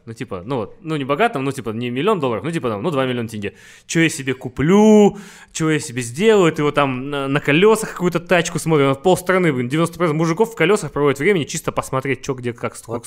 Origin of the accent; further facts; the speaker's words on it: Karaganda, Karaganda Region, Kazakhstan; moved away; also born or lived in Astana / Los Angeles; я из Караганды, ага. из маленького города